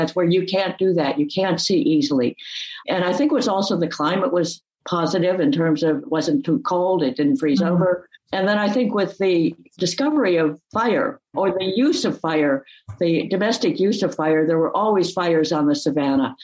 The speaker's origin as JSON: {"language": "English", "area": "the Midwest, north of Chicago", "region": "Illinois", "country": "United States", "tie": "born or raised there", "said": "I grew up in the Midwest in an area not far from north of Chicago"}